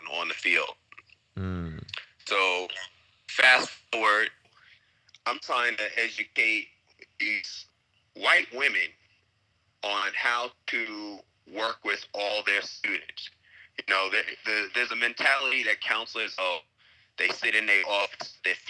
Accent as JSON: {"language": "English", "area": "Long Island", "region": "New York", "country": "United States", "tie": "born or raised there", "also_born_or_lived": "Brooklyn, New York / Chicago", "moved": "as an adult", "lives_now": "Abu Dhabi, United Arab Emirates", "said": "I was raised in Long Island"}